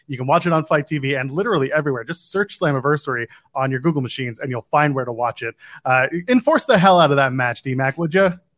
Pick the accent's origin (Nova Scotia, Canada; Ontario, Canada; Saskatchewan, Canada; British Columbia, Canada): Ontario, Canada; Nepean; from Nepean, my hometown